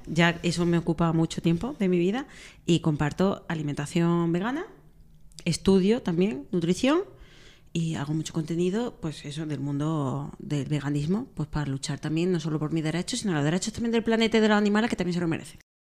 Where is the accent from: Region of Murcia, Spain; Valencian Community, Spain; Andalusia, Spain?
Andalusia, Spain; Benamejí; De Benamejí, mi pueblo